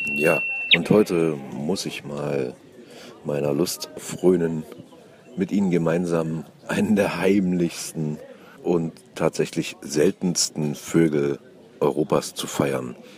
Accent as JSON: {"language": "German", "region": "Saxony-Anhalt", "country": "Germany", "said": "hier bei uns in Sachsen-Anhalt"}